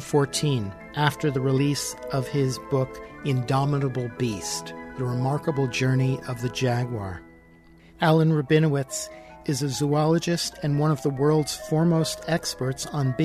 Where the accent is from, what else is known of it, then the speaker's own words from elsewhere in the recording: New York City, New York, United States; I grew up in New York City. I'm about your age.